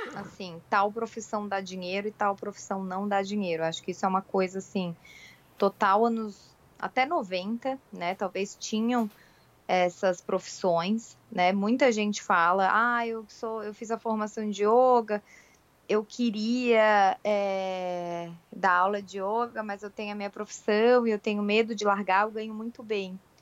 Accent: Florianópolis, Santa Catarina, Brazil; Eu sou de Florianópolis.

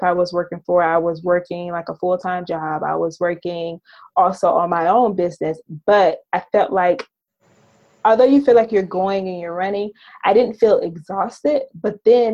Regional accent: Ocala, Georgia, United States; now in New York, United States; I'm living in New York now, but I grew up in Ocala, Georgia, which is a very small town, about 3,000 people, 2 traffic lights.

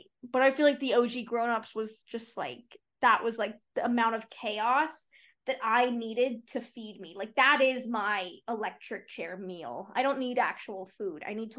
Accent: Las Vegas, Nevada, United States; we used to have one in our neighborhood growing up in Vegas.

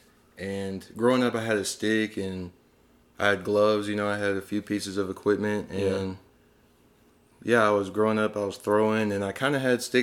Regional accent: Grayson, Georgia, United States; now in Atlanta, United States; I'm from Grayson, Georgia. I currently live in Atlanta, Georgia

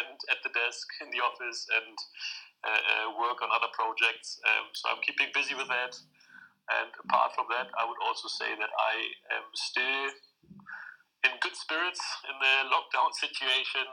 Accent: a small village close to Hanover, Lower Saxony, Germany; moved away as an adult; also born or lived in Saarbrücken, Germany; now in Edinburgh, United Kingdom; I'm born and raised in Germany, in a very small village close to Hanover

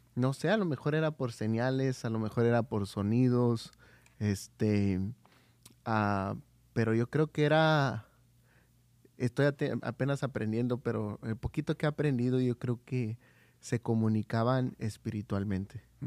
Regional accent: Oaxaca, Mexico; soy de Oaxaca

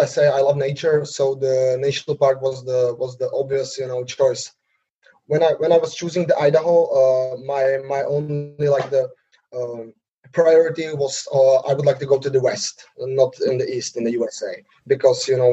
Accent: Slovakia; English is a second language; I'm 26 years old now. I'm from Slovakia

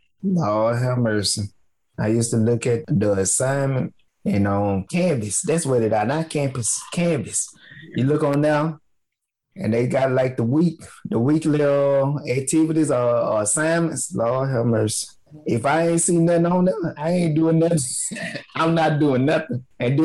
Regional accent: Jackson, Alabama, United States; first language African American Vernacular English; I'm from Jackson, Alabama.

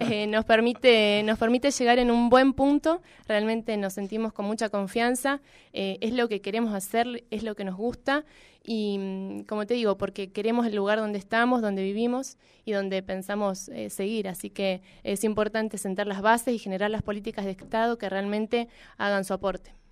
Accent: Neuquén, Argentina; also born or lived in Buenos Aires; Soy neuquina, amo mi ciudad

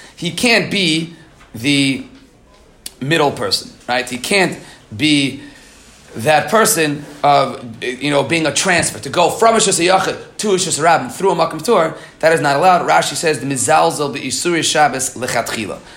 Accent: New York City, New York, United States; I grew up in Queens

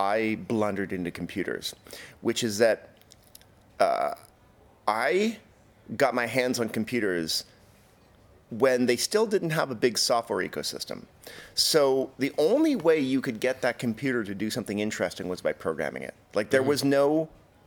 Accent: Canada; I grew up in Canada

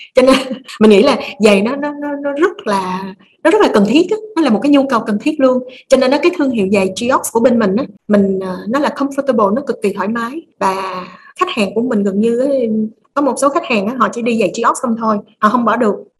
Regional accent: Vietnam; mình là người Việt Nam mình hiểu được tâm lý người Việt á

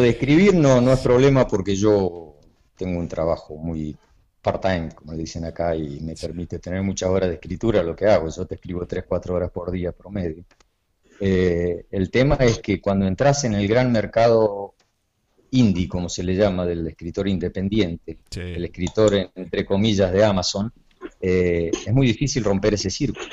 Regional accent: Jaime Prat, Mendoza, Argentina; moved away as an adult; also born or lived in Córdoba, Argentina / Paraná, Entre Ríos, Argentina / Aruba; now in Miami, United States; escrito desde chiquito, desde adolescente, allá en mi pueblito rural de Jaime Prat, en, en el sur de Mendoza

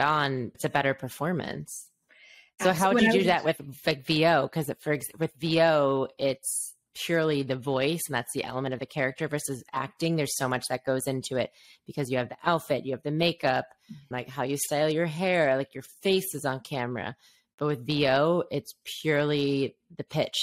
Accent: Chicago, Illinois, United States; we're from Chicago

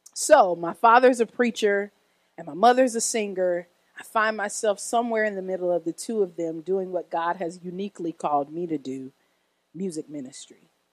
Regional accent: Oak Park, Illinois, United States; I was born in Oak Park, Illinois, a suburb west of Chicago

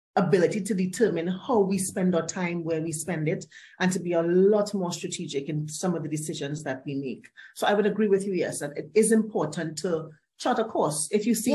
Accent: Port of Spain, Trinidad & Tobago; also born or lived in Barbados / London; I grew up, part of my escape from that life in what they call behind the bridge.

